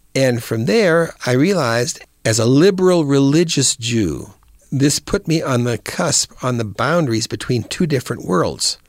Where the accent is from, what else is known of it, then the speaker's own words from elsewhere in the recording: Rock Island, Illinois, United States; also born or lived in Davenport, Iowa; I was born in Davenport, Iowa, and raised, graduated high school from Rock Island High School in Rock Island, Illinois